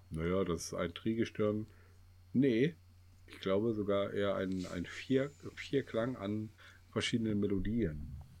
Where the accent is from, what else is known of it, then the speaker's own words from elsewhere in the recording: Kassel, Hesse, Germany; wir kommen ja aus Kassel